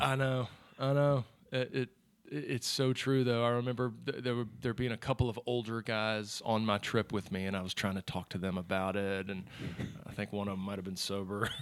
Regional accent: Charlotte, North Carolina, United States; Born and raised in Charlotte.

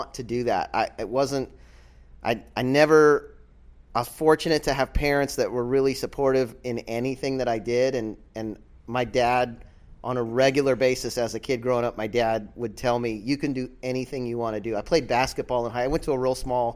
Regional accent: Central Florida, United States; I grew up here in Central Florida.

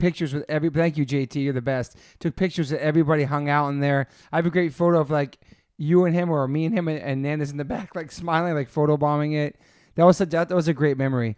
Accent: East Coast, United States; now in California, United States; I'm from the East Coast.

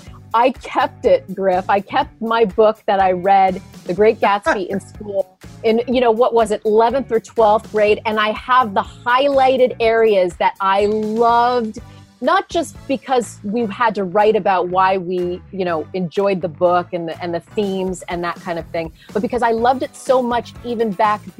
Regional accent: Canada; moved away as an adult; also born or lived in New York City; now in Long Island, United States; a girl growing up in Canada and having the American dream happen. And I live on Long Island

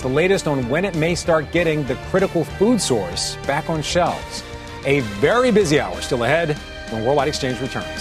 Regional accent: Philadelphia, Pennsylvania, United States; we're both from the Philadelphia area

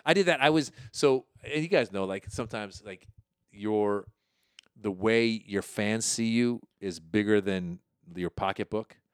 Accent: Marin County, Northern California, United States; also born or lived in Iran; I grew up in Marin County, Northern

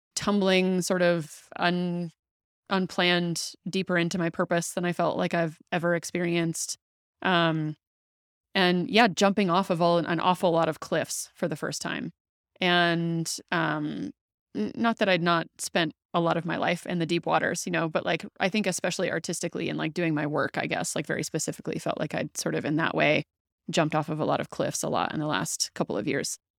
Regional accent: the South, United States; I grew up in the South and I say that really loosely because my family wasn't really um, practicing Christianity, but like I was living in the South

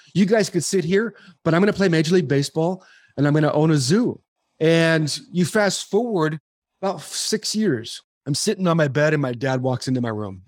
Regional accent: Arizona, United States; also born or lived in Southern California; I moved from Su-, Southern California to the hot desert of Arizona, I became an overachiever through athletics

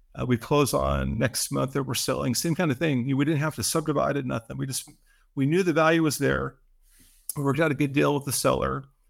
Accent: Seattle, Washington, United States; I grew up in Seattle

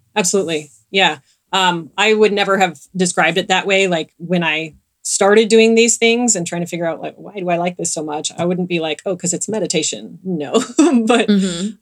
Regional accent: Southern California, United States; I grew up in Southern California

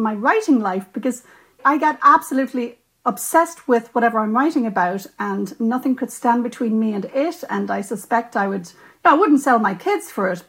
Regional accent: Ireland; as an Irish writer and a lapsed Catholic

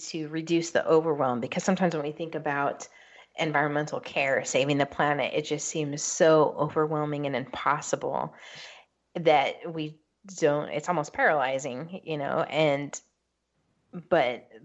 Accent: West Coast, United States; I grew up on the West Coast

